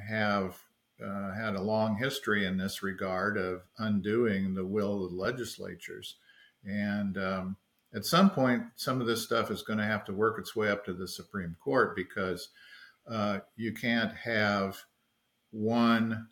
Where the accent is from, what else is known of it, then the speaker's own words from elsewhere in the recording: Florida, United States; my home state of Florida